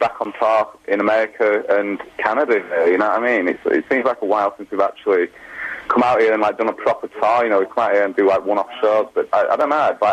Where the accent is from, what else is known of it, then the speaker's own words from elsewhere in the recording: Wakefield, Yorkshire and the Humber, United Kingdom; we're from Wakefield, and it was like Doncaster Arena, which is like the closest arena to like our hometown